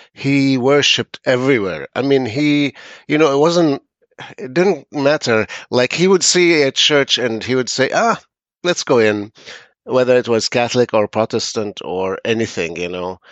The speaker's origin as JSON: {"language": "English", "town": "Jerusalem", "country": "Palestine", "tie": "born or raised there", "also_born_or_lived": "Gaza", "moved": "as an adult", "said": "I was brought up in, uh, Jerusalem, lived, uh, in Jerusalem until the age of twenty-seven"}